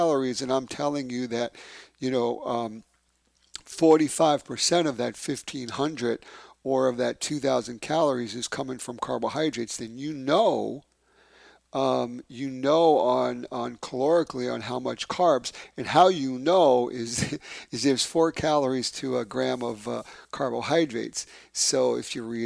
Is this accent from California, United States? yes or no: no; New York City, New York, United States; moved away; my hometown, from Bay Ridge, Brooklyn